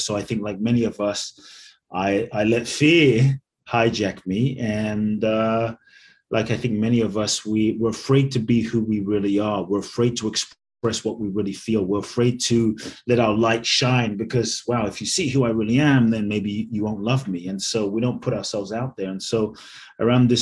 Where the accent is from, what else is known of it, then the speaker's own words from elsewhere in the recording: London, United Kingdom; also born or lived in Ghana / Mexico; now in United States; I was born in Ghana, West Africa. My father's from Ghana. My mother's Japanese. I grew up in London. I live in the US and partly Mexico